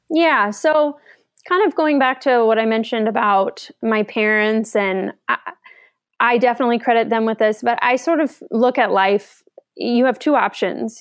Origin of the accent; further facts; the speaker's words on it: Seattle, Washington, United States; I am from Seattle, kinda grew up in the area